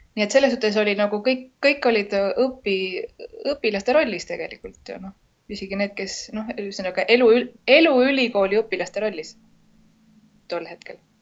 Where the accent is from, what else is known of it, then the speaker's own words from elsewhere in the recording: Estonia; moved away as an adult; now in Lima, Peru; ma olen Eestist